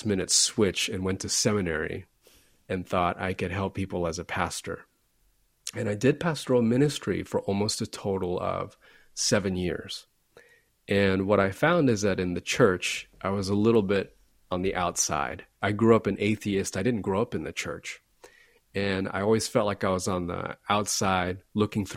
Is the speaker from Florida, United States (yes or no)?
yes; Florida, United States; I grew up in Florida, which is not always a friendly place.